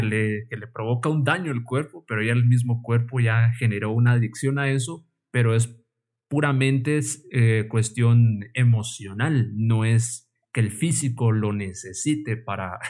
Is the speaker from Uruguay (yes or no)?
no; Guatemala; como buen guatemalteco